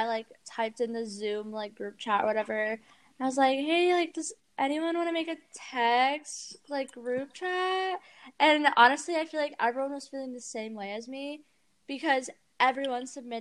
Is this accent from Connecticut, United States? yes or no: no; Granite Bay, California, United States; Granite Bay is a really small town outside of Sacramento